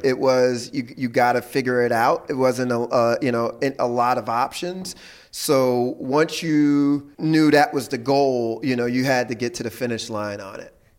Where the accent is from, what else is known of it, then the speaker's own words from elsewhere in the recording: Philadelphia, Pennsylvania, United States; I grew up in Philly